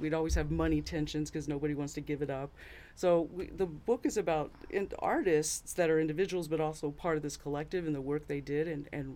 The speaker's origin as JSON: {"language": "English", "area": "San Francisco Bay Area, East Bay", "region": "California", "country": "United States", "tie": "born or raised there", "moved": "yes", "lives_now": "Michigan, United States", "said": "I grew up in the San Francisco Bay Area, the mm-hmm. East Bay, where Oakland was"}